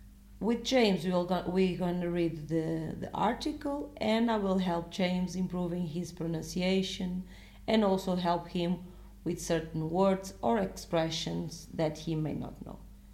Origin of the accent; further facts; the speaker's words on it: Portugal; I'm from Portugal